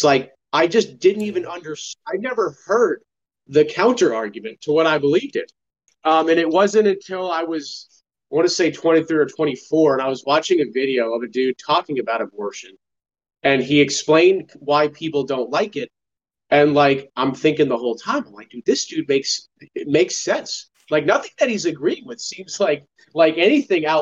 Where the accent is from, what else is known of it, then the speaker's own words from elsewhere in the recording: Denver, Colorado, United States; I grew up in Colorado, right? In kind of the suburbs of Denver.